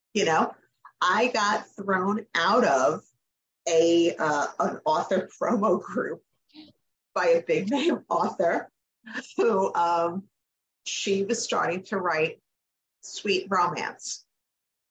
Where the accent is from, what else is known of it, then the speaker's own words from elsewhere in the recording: Long Island, New York, United States; now in North Carolina, United States; I grew up on Long Island, so, like, there were beaches within, like, 10 minutes of me, like, almost my entire life. And when we moved to North Carolina